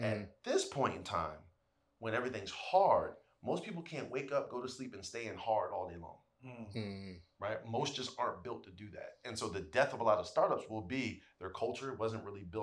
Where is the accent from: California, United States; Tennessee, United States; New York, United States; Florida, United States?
New York, United States; New York City; John and I are Harlemites